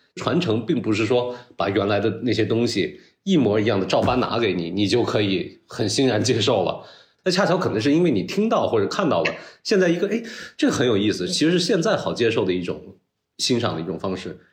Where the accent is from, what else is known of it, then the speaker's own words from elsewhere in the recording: China; 就是你土生土长就是中国人